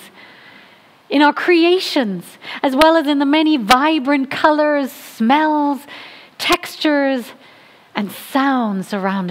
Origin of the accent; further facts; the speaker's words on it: England, United Kingdom; moved away; I'm from England